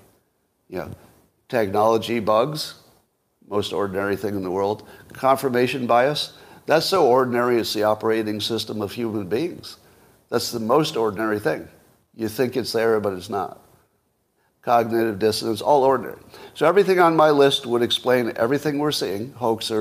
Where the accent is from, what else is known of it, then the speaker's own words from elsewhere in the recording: United States; as an American